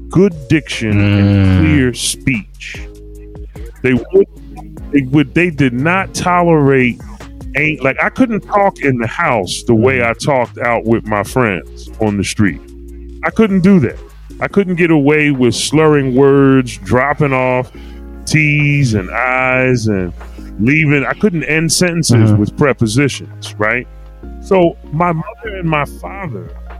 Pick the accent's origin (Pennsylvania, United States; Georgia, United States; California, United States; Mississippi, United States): Pennsylvania, United States; Philadelphia; I'm born and raised in Philly. a Germantown section of Philadelphia.